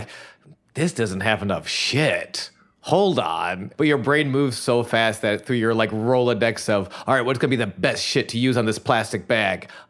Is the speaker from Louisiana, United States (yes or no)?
no; Buffalo, New York, United States; grew up in Buffalo